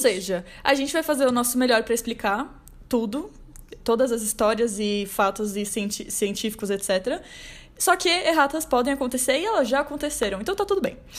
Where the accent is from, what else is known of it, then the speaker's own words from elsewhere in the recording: São Paulo, Brazil; muita gente que mora em São Paulo e nunca saiu de São Paulo, que no caso sou eu